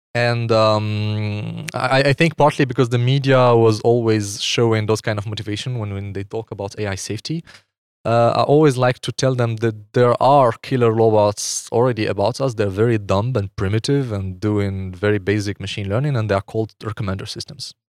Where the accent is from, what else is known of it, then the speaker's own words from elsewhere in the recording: Morocco; moved away as an adult; now in Switzerland; I'm from Morocco. I grew up in Morocco until I was twenty-one.